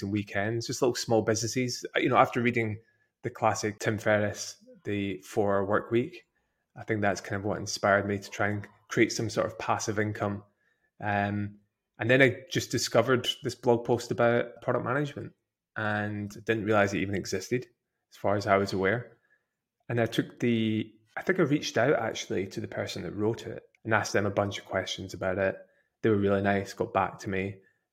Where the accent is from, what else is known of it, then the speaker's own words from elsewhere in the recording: Scotland, United Kingdom; being Scottish